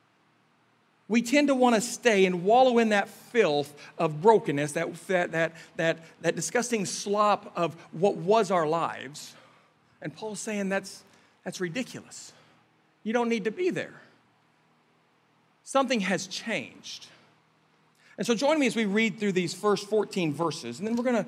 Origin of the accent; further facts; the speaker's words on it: Kansas City, Missouri, United States; moved away; we're from Kansas City in the Midwest area